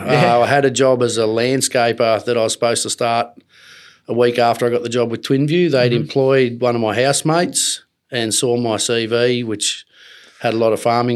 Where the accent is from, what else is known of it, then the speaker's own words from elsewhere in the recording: Gunnedah, New South Wales, Australia; now in Queensland, Australia; I'm from Gunnedah, New South Wales originally. My family's got cattle and broadacre grain crop country there.